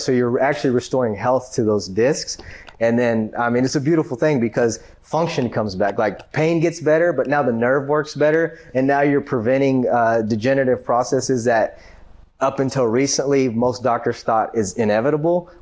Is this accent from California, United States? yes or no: no; Grand Prairie, Texas, United States; I'm from Grand Prairie. I went to South Grand Prairie High